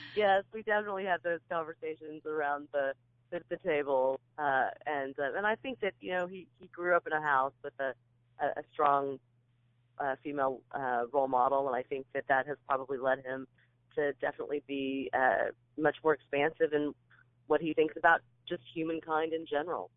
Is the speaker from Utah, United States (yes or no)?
no; Kansas, United States; moved away as an adult; also born or lived in California; now in Nashville, United States; I was born out in California. My dad was in the Marine Corps, and then we made our way back to Kansas, where my folks were from, and uh, I grew up in in Kansas